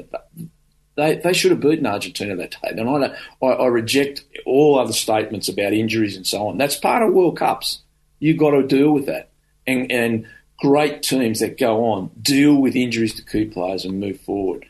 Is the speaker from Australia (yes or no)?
yes; Australia; who we are as Australian rugby players.